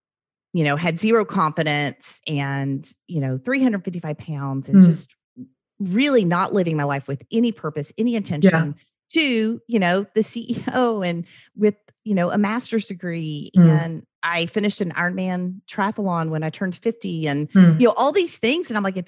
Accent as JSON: {"language": "English", "region": "the South", "country": "United States", "tie": "born or raised there", "said": "I wasn't always like that. I grew up in the South."}